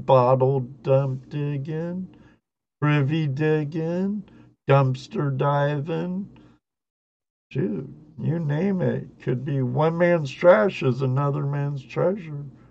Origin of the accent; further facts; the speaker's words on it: Southern California, United States; moved away; I grew up with him in Southern California